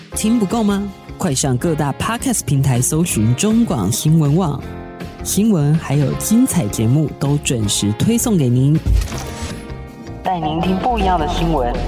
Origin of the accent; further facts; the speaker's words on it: Taiwan; 我们台湾人民